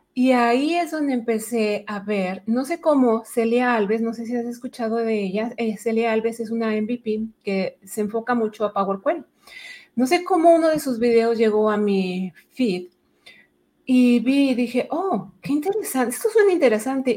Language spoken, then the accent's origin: Spanish; Mexico City, Mexico; moved away as an adult; now in Edmonton, Canada; yo soy originaria de la Ciudad de México, a ah, Chilanga